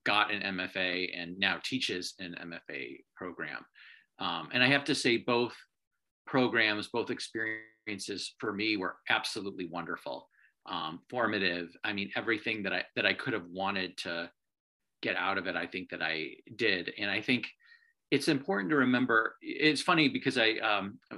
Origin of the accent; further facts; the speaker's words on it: Midwest, United States; moved away; also born or lived in New York City; growing up in the Midwest, it's sort of like the idea of moving to the big city means moving to Chicago